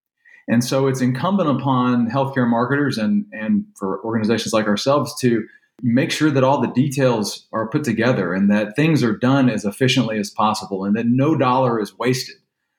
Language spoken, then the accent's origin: English; Louisiana, United States; born there; now in Texas, United States; I was born over the border in Louisiana, so it's hard for me to accept sometimes that my daughters are both Texans